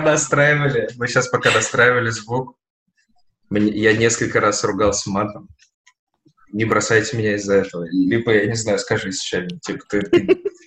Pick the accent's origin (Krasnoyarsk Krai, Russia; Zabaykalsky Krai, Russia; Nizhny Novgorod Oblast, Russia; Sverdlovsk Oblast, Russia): Nizhny Novgorod Oblast, Russia; Nizhny Novgorod; now in Saint Petersburg, Russia; Мы росли в Нижнем Новгороде, я, моя жена, мои друзья